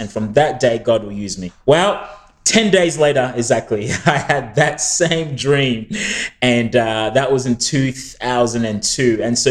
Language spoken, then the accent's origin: English; Australia; also born or lived in New Zealand; my parents had raised us in a church, like in a church environment growing up in Australia and even New Zealand.